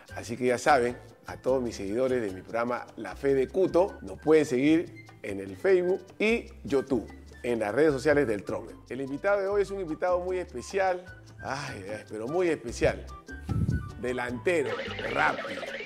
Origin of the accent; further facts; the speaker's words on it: Chincha, Ica, Peru; somos paisanos, somos chinchanos